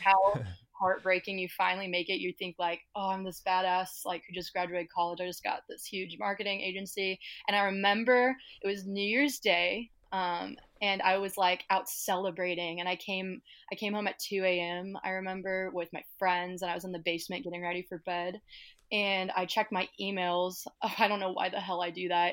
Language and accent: English; Kansas City, Missouri, United States; I am from Kansas City, Missouri